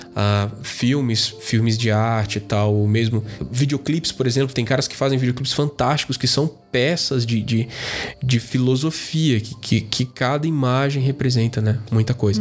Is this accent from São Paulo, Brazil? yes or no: yes; interior of São Paulo, Brazil; now in Brasília, Brazil; Mas eu sou do interior de São Paulo